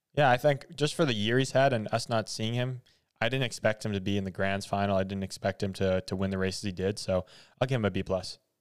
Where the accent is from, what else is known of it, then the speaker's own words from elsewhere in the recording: Canada; as a Canadian